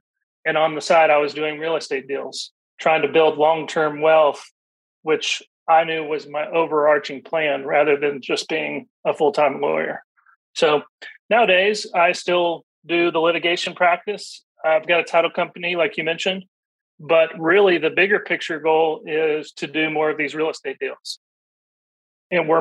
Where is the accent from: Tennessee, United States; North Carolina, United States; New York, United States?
Tennessee, United States; Middle; I grew up here in Middle Tennessee